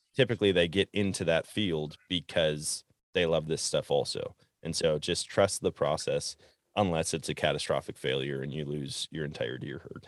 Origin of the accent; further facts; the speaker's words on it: Wisconsin, United States; growing up in Wisconsin, it seemed like everybody had kind of the same strategy